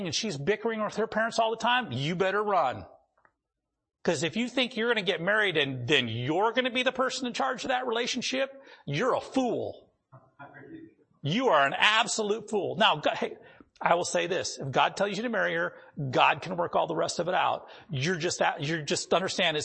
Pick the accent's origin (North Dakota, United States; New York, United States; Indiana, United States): North Dakota, United States; moved away; where I grew up in North Dakota